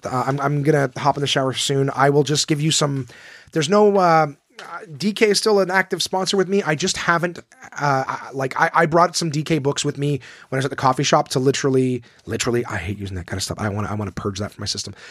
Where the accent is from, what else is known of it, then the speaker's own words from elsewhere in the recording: Ottawa, Ontario, Canada; my hometown club at Ottawa, Absolute Comedy